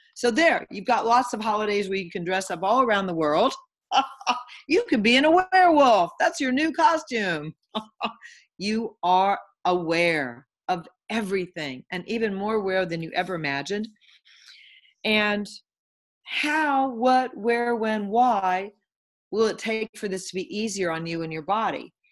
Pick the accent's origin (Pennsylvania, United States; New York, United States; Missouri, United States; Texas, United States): Texas, United States; Houston; I am currently from Houston, Texas, and living in Houston, Texas